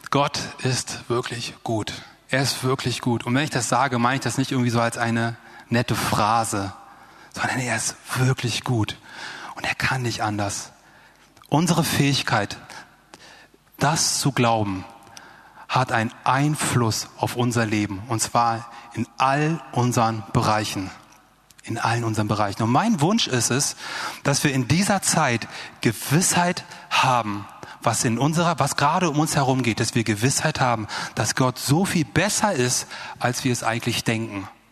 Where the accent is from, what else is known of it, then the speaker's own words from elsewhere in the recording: Germany; die kommen aus Deutschland. Ich und mein Bruder